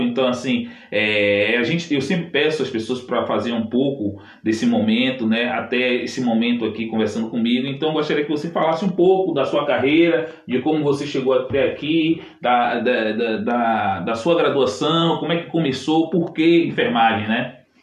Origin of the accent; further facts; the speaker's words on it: Salvador, Bahia, Brazil; eu sou de Salvador